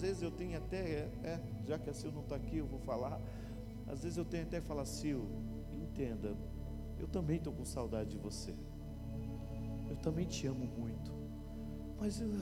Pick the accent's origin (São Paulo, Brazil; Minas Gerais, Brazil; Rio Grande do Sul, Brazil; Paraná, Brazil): Paraná, Brazil; Paranaguá; moved away as an adult; now in Itajaí, Brazil; Eu sou paranaense, eu sou de uma cidade chamada Paranaguá, no litoral do Paraná. Eu estou já desde 2002 em Itajaí.